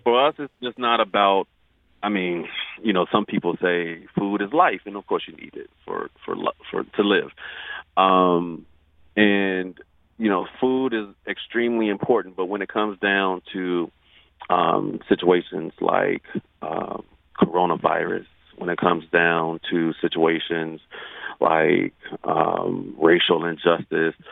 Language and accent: English; Chicago, Illinois, United States; also born or lived in St. Thomas, US Virgin Islands; now in St. Louis, United States; I'm not from St. Louis. I'm from Chicago.